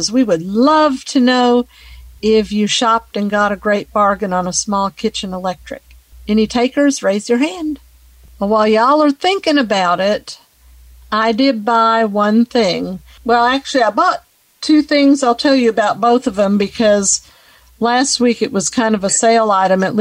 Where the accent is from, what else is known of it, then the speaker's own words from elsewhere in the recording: Richland, Washington, United States; I'm from Richland, Washington.